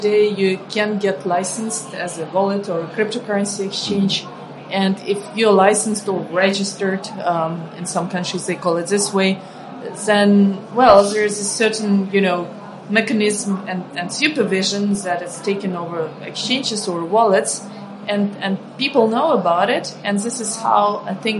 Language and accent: English; Ukraine; moved away; I come from Ukraine. I grew up in a poor country